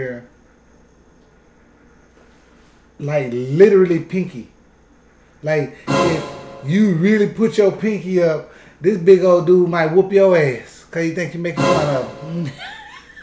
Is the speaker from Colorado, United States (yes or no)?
no; Texas, United States; I'm from Texas